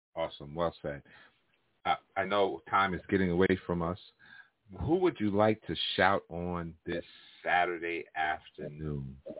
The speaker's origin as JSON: {"language": "English", "town": "Hempstead", "region": "New York", "country": "United States", "tie": "born or raised there", "also_born_or_lived": "Uniondale, New York", "said": "growing up in Hempstead and Uniondale"}